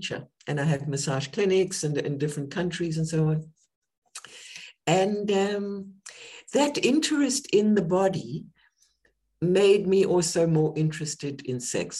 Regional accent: South Africa; moved away as an adult; also born or lived in United Kingdom; I was born in South Africa during the apartheid era.

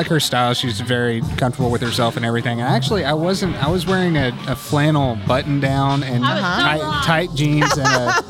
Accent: Oklahoma, United States; moved away as an adult; also born or lived in Kentucky; now in California, United States; Originally Kentucky, but I graduated high school in Oklahoma.

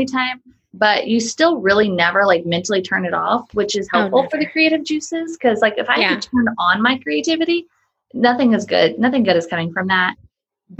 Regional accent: Charleston, South Carolina, United States; I grew up in Charleston

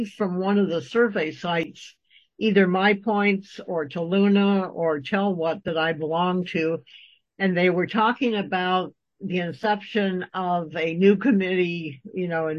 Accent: Midwest, United States; I was born and raised in the Midwest, and I still adhere to Midwestern values.

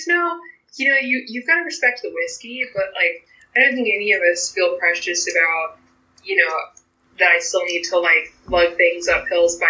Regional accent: New York, United States; which as a New Yorker, you're like thinking about Rye and Empire Rye

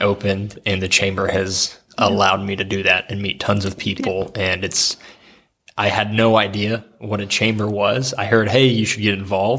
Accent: Oklahoma, United States; now in Ohio, United States; I grew up in Oklahoma

